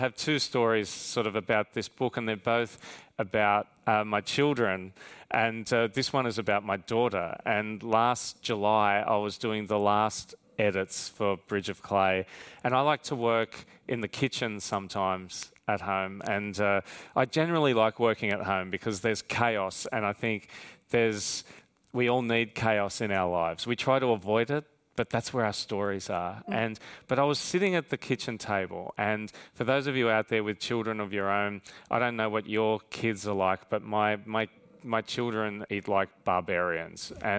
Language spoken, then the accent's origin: English; Australia; accent: Australian; especially in my Australian accent too.